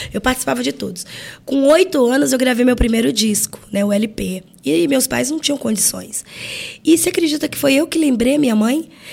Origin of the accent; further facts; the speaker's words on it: Rio de Janeiro, Brazil; eu sou carioca